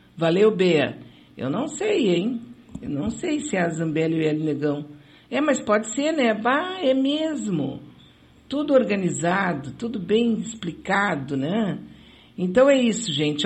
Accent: São Leopoldo, Rio Grande do Sul, Brazil; Era uma coisa bem da minha infância em São Leopoldo. Acabei de me lembrar aqui um pouco do meu, do meu passado leopoldense

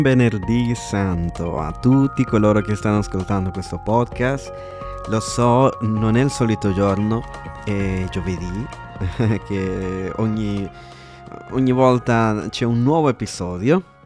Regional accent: El Salvador; moved away; io sono del Salvador, America Centrale

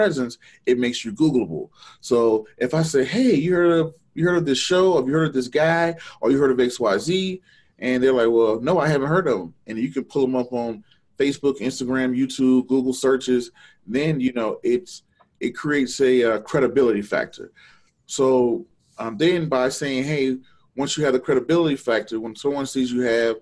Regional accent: Georgia, United States; moved away; I'm originally from Georgia.

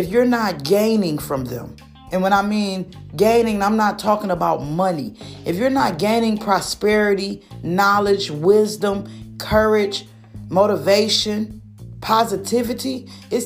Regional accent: Michigan, United States; been born and raised in Michigan

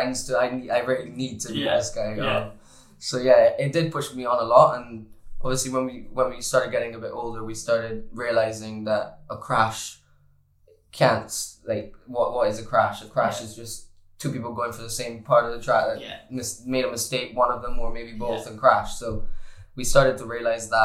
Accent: Barbados; moved away; I come from Barbados where we're all nice to each other and everyone's like a family in Barbados

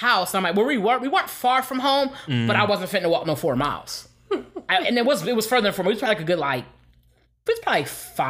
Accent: Philadelphia, Pennsylvania, United States; now in Phoenix, United States; I'm from Philly, like I grew up in Philly, but I ain't here no more.

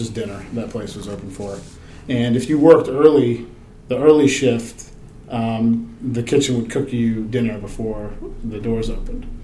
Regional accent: Chesapeake Bay, United States; "Look, I grew up on the Chesapeake Bay.

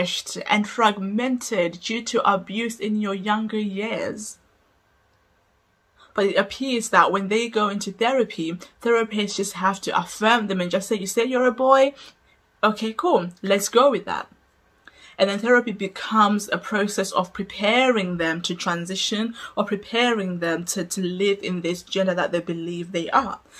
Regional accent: Zimbabwe; I grew up in Zimbabwe

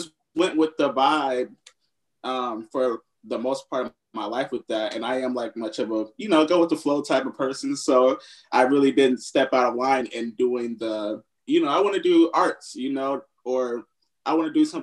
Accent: Upland, California, United States; moved away as an adult; also born or lived in Los Angeles, California; now in Atlanta, United States; I'm from the IE as well. I'm from Upland, California

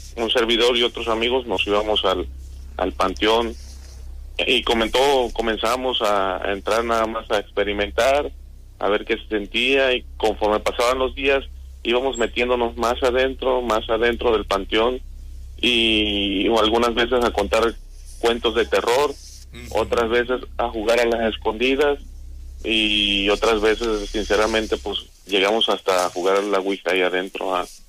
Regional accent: Coatzacoalcos, Veracruz, Mexico; Yo, soy de Coatzacoalcos, estudié allá la secundaria, entonces tenía aproximadamente como 14 años

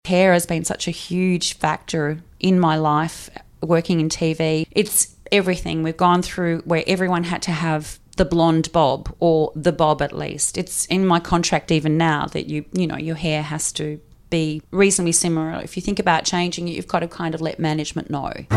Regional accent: Hawthorn, Victoria, Australia; I grew up in Hawthorn.

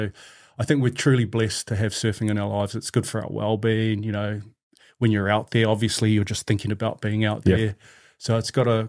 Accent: New Zealand; So those are my iwi. You know, that's usually as Māori, we ask, where are you from? So there you go, Tuwharetō and Ngāti Mutunga.

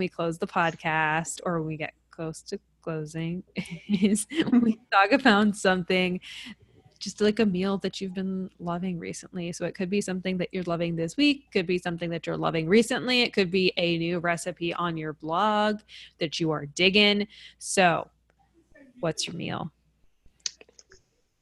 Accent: New York, United States; I'm from New York

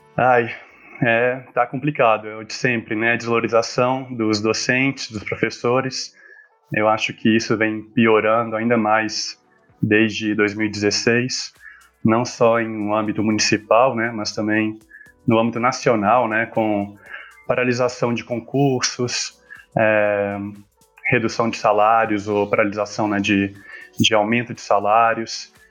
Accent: Belo Horizonte, Minas Gerais, Brazil; eu sou de Belo Horizonte

